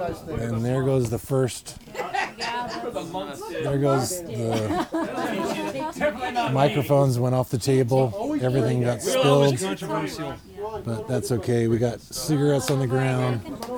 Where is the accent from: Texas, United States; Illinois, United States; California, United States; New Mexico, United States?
California, United States; now in Portland, United States; I came from Southern California. I didn't know anybody, you know, got into that and met you guys